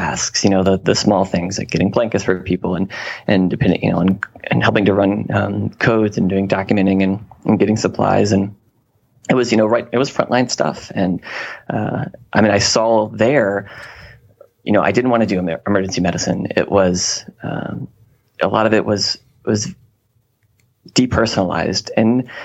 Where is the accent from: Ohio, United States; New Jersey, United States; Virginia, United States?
Virginia, United States; Newport News; moved away as an adult; also born or lived in Charlottesville, Virginia / Shenandoah Valley, Virginia; I'm from the Hampton Roads area of Virginia, so kind of the peninsula, you know, near the coast, and more specifically in Newport News, Virginia.